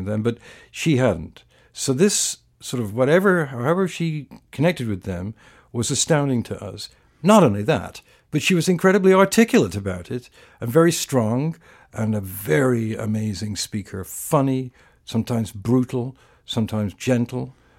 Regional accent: England, United Kingdom; I was brought up in England in a fairly sort of political, intellectual family

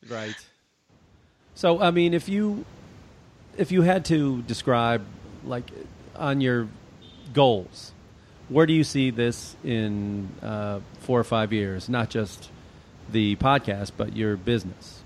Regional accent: Illinois, United States; I grew up in Illinois

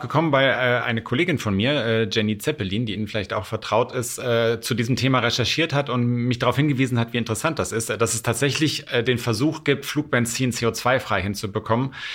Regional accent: Rhineland, Germany; ich aus dem Rheinland komme

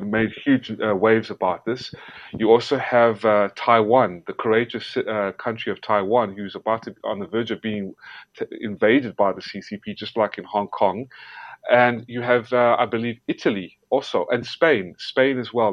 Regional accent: South Africa; moved away; also born or lived in Georgia, United States; I was born in South Africa. And the only reason I, I was born in South Africa is because a lot of my family members who were wiped out in Nazi occupied Lithuania and Ukraine uh, fled whatever was left of them and survived to South Africa. And that's where I was born. And then I moved to America, to Georgia, and uh, I became an American citizen

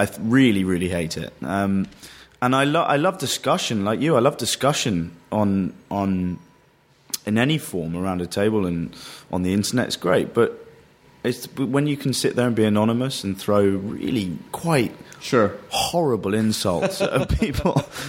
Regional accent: London, United Kingdom; I would consider myself a Londoner

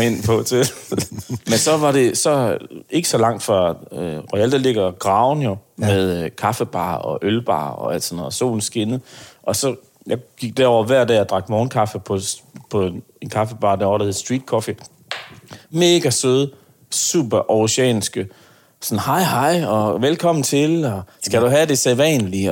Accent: Aarhus, Central Denmark Region, Denmark; jeg kommer fra Aarhus

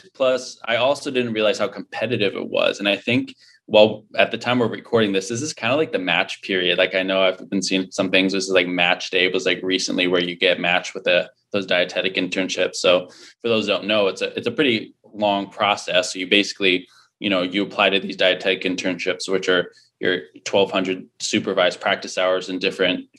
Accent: Connecticut, United States; moved away; I was born and raised in Connecticut. So I'm an East Coast guy originally.

